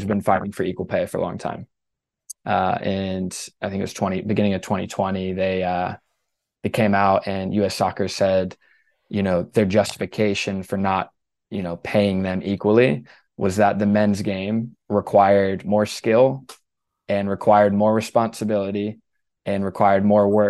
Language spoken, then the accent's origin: English; Southeast, United States; moved away as an adult; I grew up in the Southeast